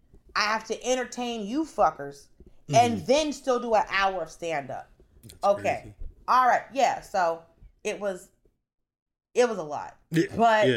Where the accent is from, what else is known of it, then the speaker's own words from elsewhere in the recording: the South, United States; I'm from the South. I'm a Christian.